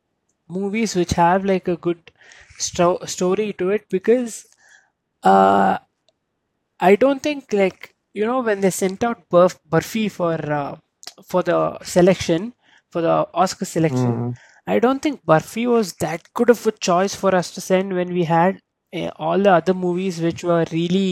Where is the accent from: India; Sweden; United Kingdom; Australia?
India; we, as the Indian society